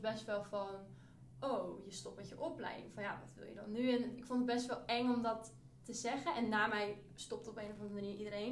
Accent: near Utrecht, Netherlands; ik kom uit Utrecht in de buurt

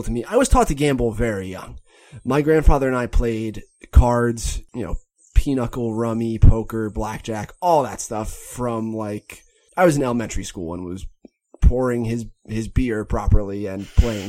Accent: Pennsylvania, United States; moved away; there was like a casino put in near my hometown in Pennsylvania. The site that used to be Bethlehem Steel

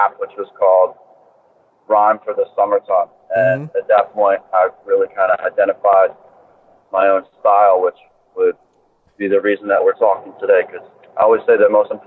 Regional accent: Philadelphia, Pennsylvania, United States; moved away as an adult; also born or lived in Boston; Born and raised in Philadelphia, in the city downtown, close to South Street

